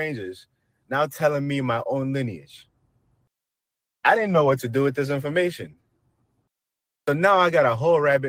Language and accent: English; Nigeria; I'm Nigerian